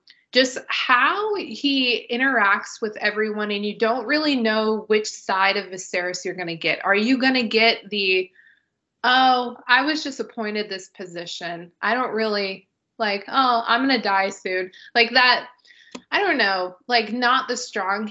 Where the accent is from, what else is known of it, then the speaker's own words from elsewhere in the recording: United States; we're American